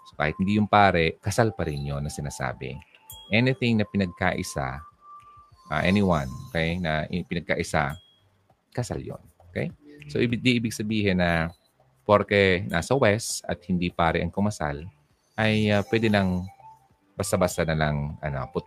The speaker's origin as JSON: {"language": "Tagalog", "town": "Coron", "region": "Mimaropa", "country": "Philippines", "tie": "born or raised there", "said": "Papuntang Palawan kasi po hometown ko po yun. Oy, talaga, sa Coron. Wow, Coron."}